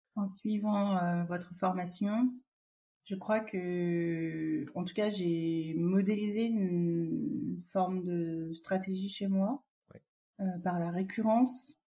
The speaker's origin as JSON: {"language": "French", "country": "Vietnam", "said": "je suis originaire du Vietnam"}